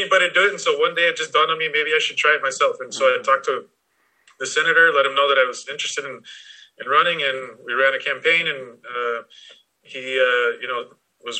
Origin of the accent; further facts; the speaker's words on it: Wyoming, United States; moved away as an adult; also born or lived in Albuquerque, New Mexico / Washington, D.C.; I'm originally from Wyoming